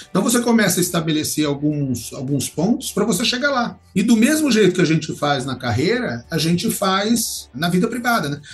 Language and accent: Portuguese; Barrinha, São Paulo, Brazil; also born or lived in São João da Boa Vista; eu sempre vinha de São João da Boa Vista para minha cidade, aqui Ribeirão Preto, Barrinha, né? É uma cidade perto aqui de Ribeirão Preto